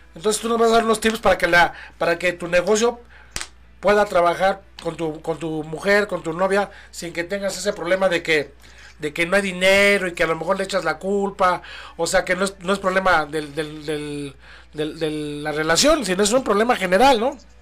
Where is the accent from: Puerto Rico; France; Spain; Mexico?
Mexico; somos mexicanos